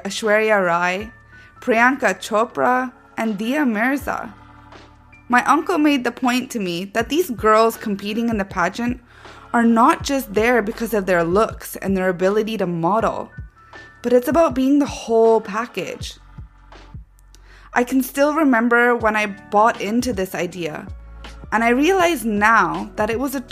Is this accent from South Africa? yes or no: no; Vancouver, British Columbia, Canada; moved away as an adult; also born or lived in Manchester, England; now in London, United Kingdom; I was born and raised in Vancouver, Canada, and at 18 years old, I moved to England by myself to pursue my studies